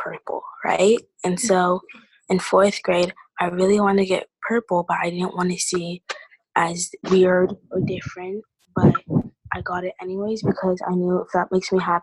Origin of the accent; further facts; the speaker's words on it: Iowa, United States; being born and raised in Iowa